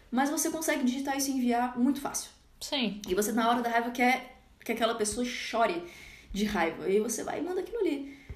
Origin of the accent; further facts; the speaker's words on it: Espírito Santo, Brazil; Eu sou do Espírito Santo.